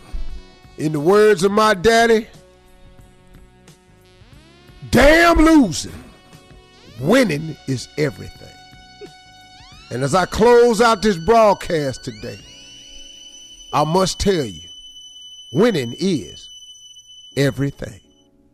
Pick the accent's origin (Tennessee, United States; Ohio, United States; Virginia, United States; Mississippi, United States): Ohio, United States; Cleveland; I'm from Cleveland